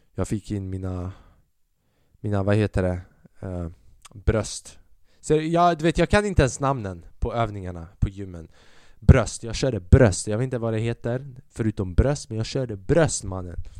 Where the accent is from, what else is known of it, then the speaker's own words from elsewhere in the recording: Sweden; Jag är född i Sverige.